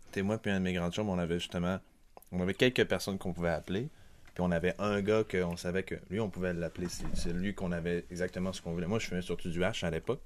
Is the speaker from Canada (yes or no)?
yes; Quebec City, Quebec, Canada; also born or lived in Montreal; je suis même né à Québec, donc je suis un Québécois de Québec